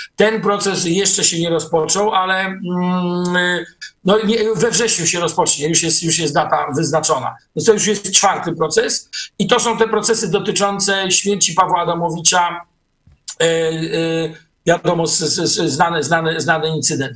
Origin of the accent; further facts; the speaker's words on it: Gdańsk, Pomeranian Voivodeship, Poland; Jesteśmy z Gdańska